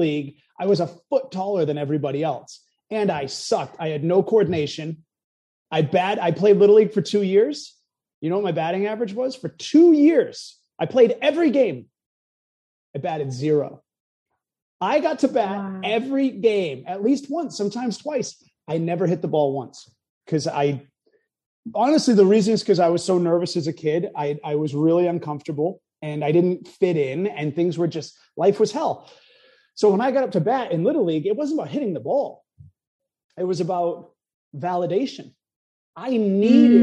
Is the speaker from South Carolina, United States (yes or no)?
no; New Hampshire, United States; moved away; also born or lived in New York / Los Angeles; I lived in New York, LA. I'm from New Hampshire